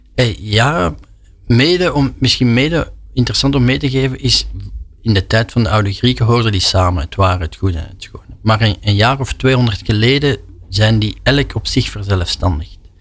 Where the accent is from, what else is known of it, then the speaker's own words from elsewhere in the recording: Flanders, Belgium; als Vlaming